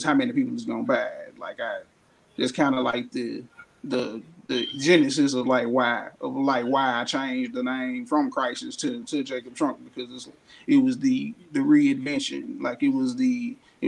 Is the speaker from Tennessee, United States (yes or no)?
yes; Memphis, Tennessee, United States; born in North Memphis. I'm natively, like, I'm a North Memphis baby